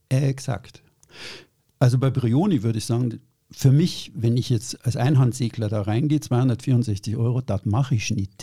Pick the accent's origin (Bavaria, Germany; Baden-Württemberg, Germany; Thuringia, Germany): Bavaria, Germany; ich bin in Süddeutschland aufgewachsen, in Bayern